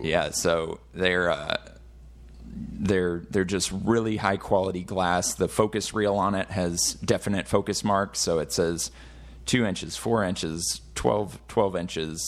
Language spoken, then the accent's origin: English; Fort Worth, Texas, United States; I'm actually from Fort Worth